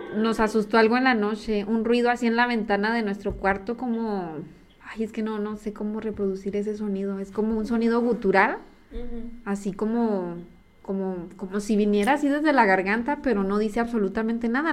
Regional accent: Chihuahua, Mexico; los tres nacimos en Chihuahua

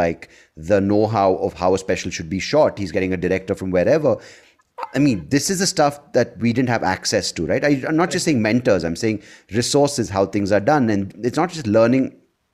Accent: Bangalore, Karnataka, India; I'm from Bangalore

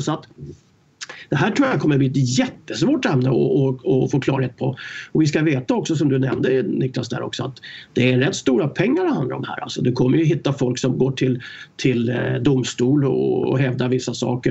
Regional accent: Stockholm, Stockholm County, Sweden; jag var uppväxt i eh, Stockholm, i förorterna där

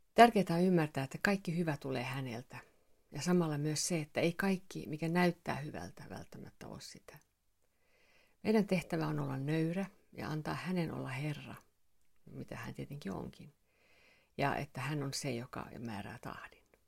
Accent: Finland; mä oon suomenruotsalainen

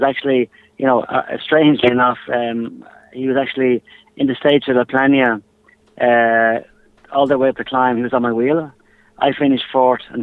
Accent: Ireland; I'm Irish

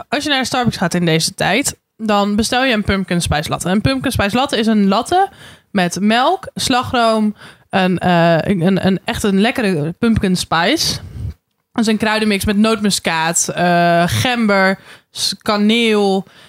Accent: Randstad, Netherlands; moved away; also born or lived in Den Bosch; ik kom uit de Randstad waar vroeger geen carnaval

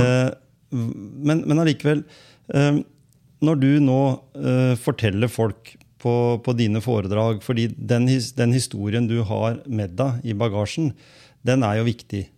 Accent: Skien, Telemark, Norway; Jeg vokste jo opp på andre sida

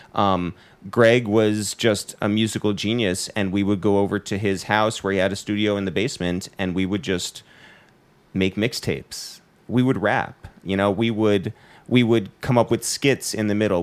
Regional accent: Harrison, New York, United States; we're from Harrison.

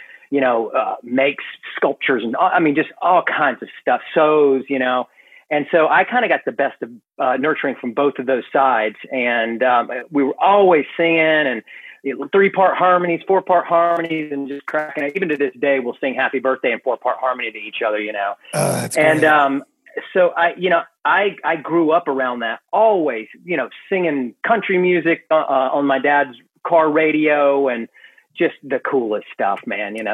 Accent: Gastonia, North Carolina, United States; also born or lived in Greenville, South Carolina / Charlotte, North Carolina; I grew up in Gastonia

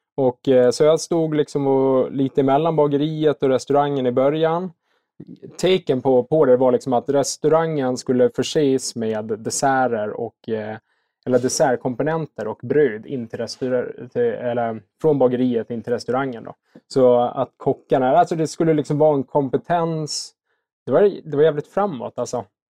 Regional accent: Visby, Gotland, Sweden; moved away as an adult; now in Stockholm, Sweden; Jag är gotlänning. Uppväxt i Visby

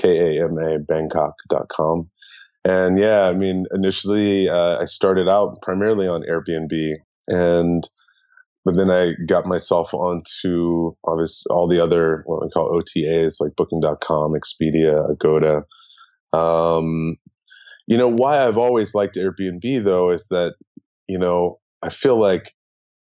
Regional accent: United States; moved away as an adult; also born or lived in San Francisco; now in Bangkok, Thailand; as an American

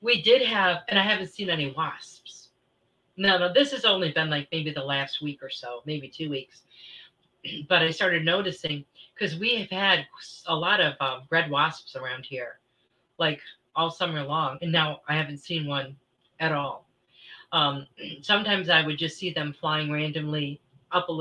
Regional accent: Michigan, United States; moved away; I grew up in Michigan

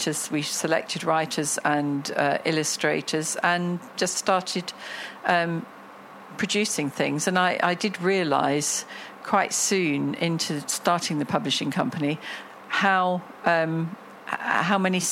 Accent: Cambridge, East of England, United Kingdom; moved away as an adult; now in Dubai, United Arab Emirates; I grew up in Cambridge in the United Kingdom, and very fortunate, had a wonderful childhood

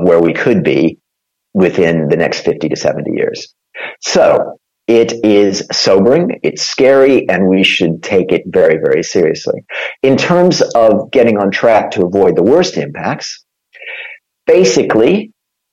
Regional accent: Minnesota, United States; moved away as an adult; now in United Kingdom; I was born in Minnesota

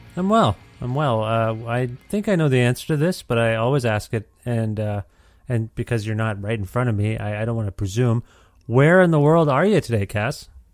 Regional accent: Guelph, Ontario, Canada; moved away as an adult; now in Edmonton, Canada; I'm from Guelph, Ontario

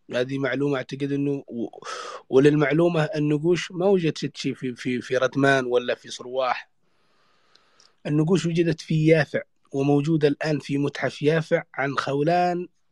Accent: Yemen; عندنا في اليمن اكثر من لهجه

